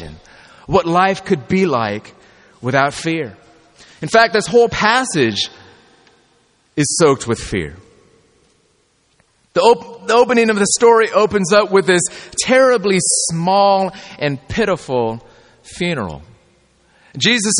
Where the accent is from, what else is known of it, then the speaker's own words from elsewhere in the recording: California, United States; I'm from California